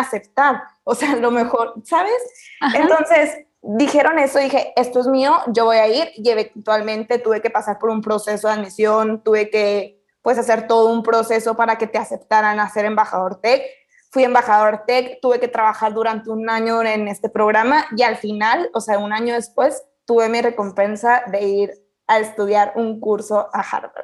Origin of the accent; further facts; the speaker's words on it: Camargo, Chihuahua, Mexico; Yo soy de Chihuahua y, bueno, vivo en un pueblo, mi casa familiar está en Camargo, es un pueblito